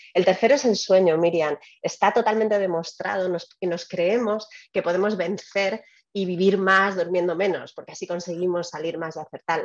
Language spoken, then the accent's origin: Spanish; Spain; moved away as an adult; also born or lived in Albacete; now in United States; Yo creo que soy más española desde que estoy fuera de España